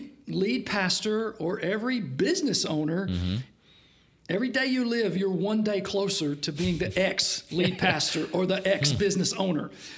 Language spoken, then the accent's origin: English; Chattanooga, Tennessee, United States; also born or lived in Ohio / Cincinnati area; We moved to Chattanooga, Tennessee. So that's where I grew up.